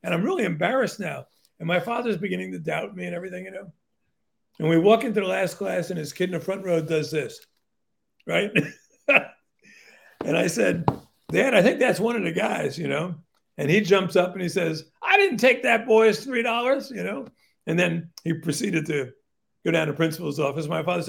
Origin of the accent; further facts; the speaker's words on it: Newark, New Jersey, United States; I grew up in Newark, New Jersey, which was sort of the poster child for urban dysfunction.